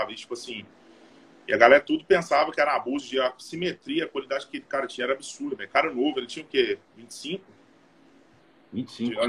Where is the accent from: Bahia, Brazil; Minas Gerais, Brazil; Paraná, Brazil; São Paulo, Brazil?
Minas Gerais, Brazil; Arcos; Eu sou de Arcos, Minas Gerais. Fica 200 quilômetros de Belo Horizonte, Divinópolis, né, perto do Lagoa da Prata.